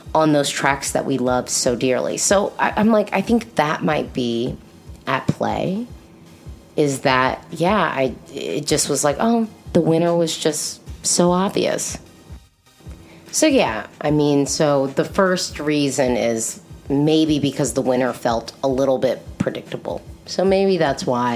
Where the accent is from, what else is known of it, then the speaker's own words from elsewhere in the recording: United States; I'm an American